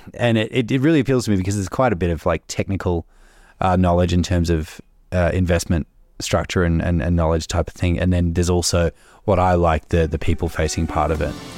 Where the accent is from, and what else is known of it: Melbourne, Victoria, Australia; moved away as an adult